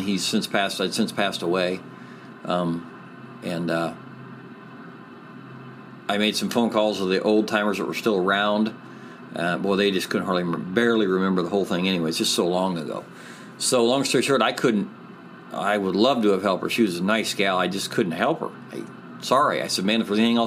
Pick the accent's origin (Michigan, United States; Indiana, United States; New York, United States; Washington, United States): Indiana, United States; Angola; I'm from Angola